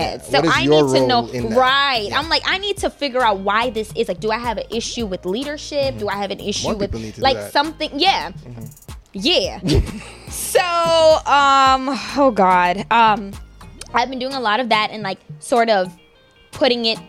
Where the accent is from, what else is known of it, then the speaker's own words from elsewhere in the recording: Guyana; I'm from Guyana.